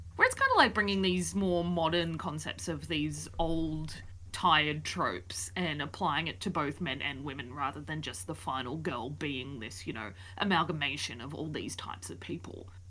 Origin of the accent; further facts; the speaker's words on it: Wollongong, New South Wales, Australia; I am a sociologist from Wollongong, Australia